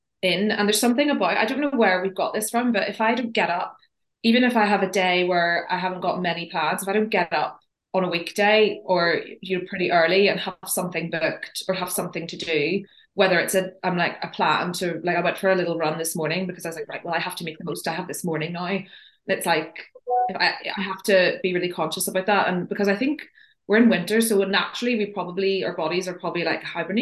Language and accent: English; Belfast, Northern Ireland, United Kingdom; I am from Belfast